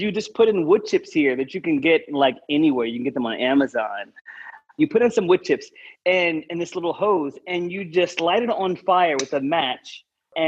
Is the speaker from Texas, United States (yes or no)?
yes; Texas, United States; I am a Texan